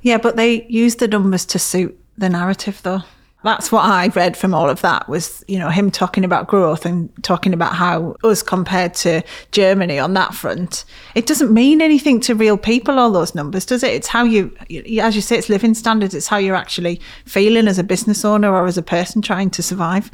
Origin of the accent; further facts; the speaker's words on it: Middlesbrough, North East England, United Kingdom; I grew up in Middlesbrough, a place where, as I'm sure you know, has a lot of problems.